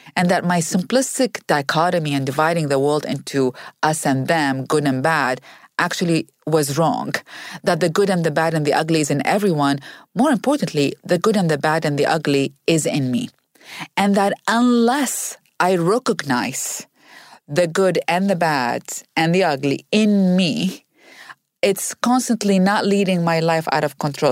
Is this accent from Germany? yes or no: no; Iraq; moved away as an adult; now in United States; I grew up in Iraq